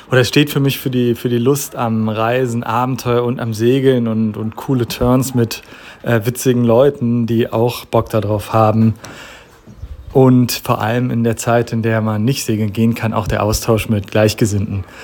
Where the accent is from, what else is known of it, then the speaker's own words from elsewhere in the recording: Datteln, North Rhine-Westphalia, Germany; ich komme aus Datteln, das ist ein kleines Städtchen im Ruhrgebiet, hat tatsächlich sogar einen Mini-Hafen, also das ist mein Heimathafen.